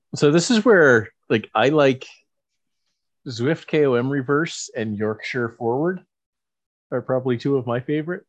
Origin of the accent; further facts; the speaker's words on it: Saint John, New Brunswick, Canada; my hometown Moosehead Breweries